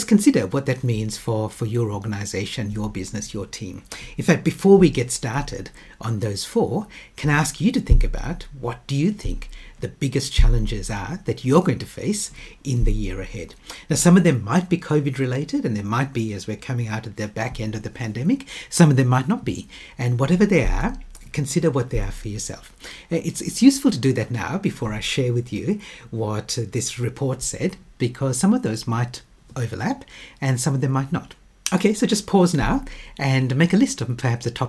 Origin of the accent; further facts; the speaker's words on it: Western Australia, Australia; my home state of Western Australia